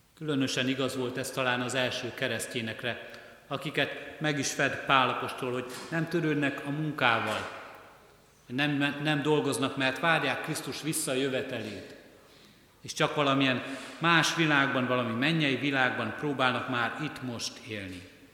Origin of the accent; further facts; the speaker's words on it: Hungary; ha nem ide születtünk volna, ha nem Kelet-Európában, ha nem Magyarországon élnénk